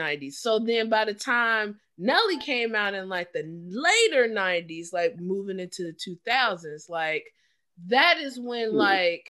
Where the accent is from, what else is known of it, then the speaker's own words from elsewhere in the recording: Midwest, United States; we from the Midwest